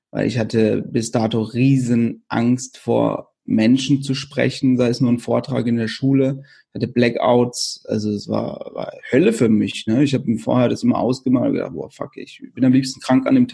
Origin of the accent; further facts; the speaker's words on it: Wöschbach, Baden-Württemberg, Germany; Das ist ein, ein kleines Dorf, also mein Heimatdorf in der Nähe von Karlsruhe eben.